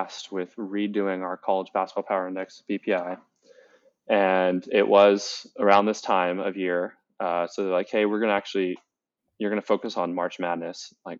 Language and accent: English; DC suburbs, Maryland, United States; also born or lived in Florida; I grew up in the Maryland, DC suburbs